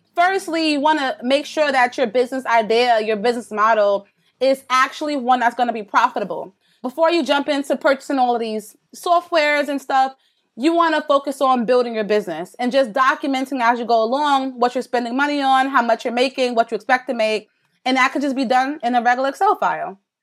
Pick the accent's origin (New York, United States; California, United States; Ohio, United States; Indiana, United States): New York, United States; I'm from New York